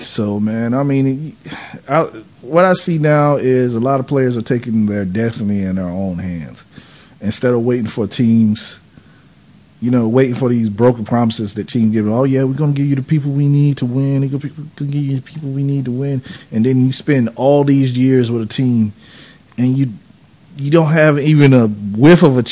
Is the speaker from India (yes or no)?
no; North Carolina, United States; born or raised there